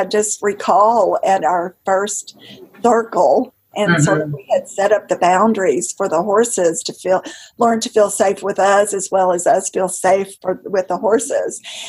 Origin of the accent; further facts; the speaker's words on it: the South, United States; I grew up in the South